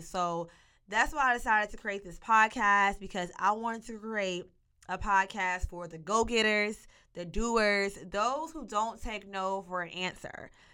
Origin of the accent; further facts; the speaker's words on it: Monticello, Arkansas, United States; also born or lived in Fayetteville, Arkansas; I was born and raised in Monticello, Arkansas.